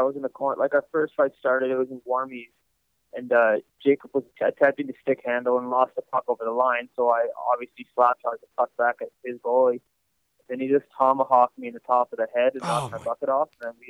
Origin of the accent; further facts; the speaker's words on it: Toronto, Ontario, Canada; Yeah, I grew up in Toronto. I was actually born in the same hospital that Connor McDavid was.